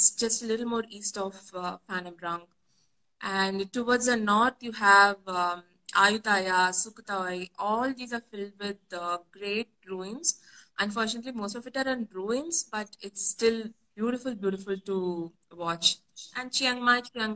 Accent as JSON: {"language": "English", "town": "Bangalore", "region": "Karnataka", "country": "India", "also_born_or_lived": "Chennai, India", "said": "Being very familiar with South India, I'm from Bangalore and I was born in Chennai"}